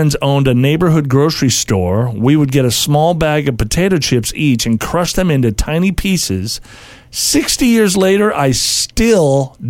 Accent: California, United States; I grew up in California

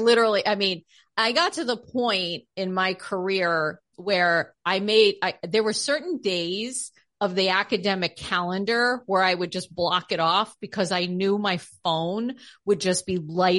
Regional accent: United States; Yes, I'm the American.

